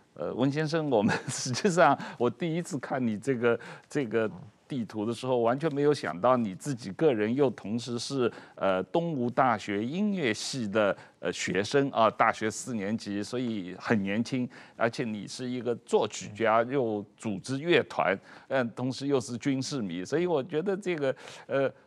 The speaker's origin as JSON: {"language": "Chinese", "country": "China", "tie": "born or raised there", "moved": "yes", "said": "小时候都是在中国长大的"}